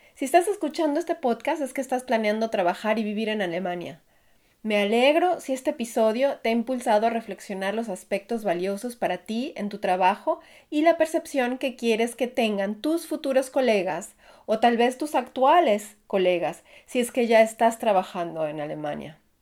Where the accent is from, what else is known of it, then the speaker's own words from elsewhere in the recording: Mexico; now in Germany; mi país